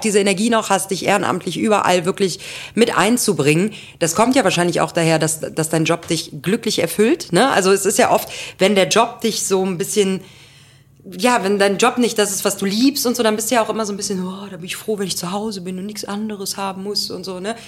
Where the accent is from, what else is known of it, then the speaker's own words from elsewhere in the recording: Grevenbroich, North Rhine-Westphalia, Germany; moved away; ich wäre ja keine gebürtige Kölnerin, ja. ne? ich komme ja da aus Grevenbräusch